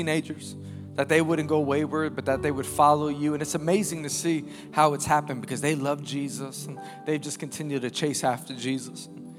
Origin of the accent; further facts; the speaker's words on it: New York City, New York, United States; I'm born and raised in Queens, New York. I actually still live in New York with my wife and children